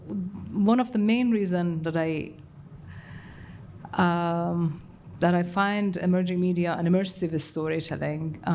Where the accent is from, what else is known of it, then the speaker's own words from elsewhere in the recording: Iran; moved away; I grew up in Iran with the experiences that comes